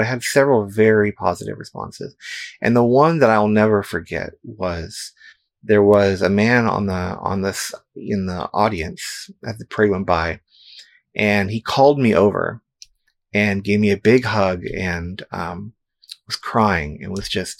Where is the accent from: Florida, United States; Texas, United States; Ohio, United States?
Texas, United States; San Antonio; when I was growing up in San Antonio, Texas